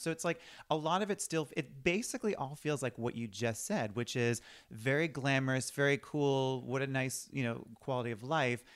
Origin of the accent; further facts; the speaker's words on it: Boston, Massachusetts, United States; now in Los Angeles, United States; I'm from Boston